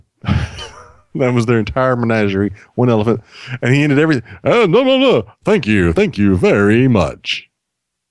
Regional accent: Sweeny, Texas, United States; My hometown, if you don't know it, is Sweeney, Texas

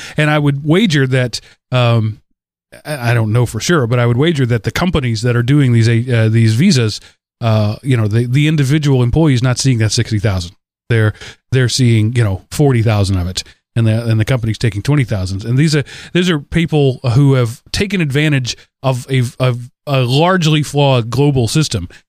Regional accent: Texas, United States; growing up in Texas, I knew lots of Mexican nationals and Cuban nationals

